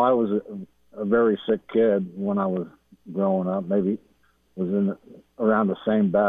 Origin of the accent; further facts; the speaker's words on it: Utah, United States; I was born and raised here in Utah, in the Utah County area.